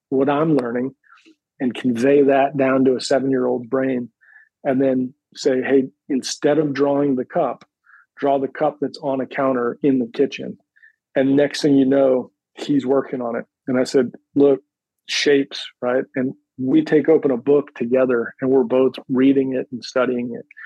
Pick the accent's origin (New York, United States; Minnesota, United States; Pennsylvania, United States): Pennsylvania, United States; born there; So I was born outside of Philadelphia, uh, in the suburbs of Philadelphia, about 45 minutes north of the city.